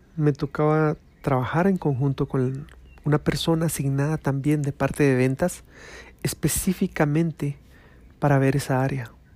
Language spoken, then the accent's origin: Spanish; Guatemala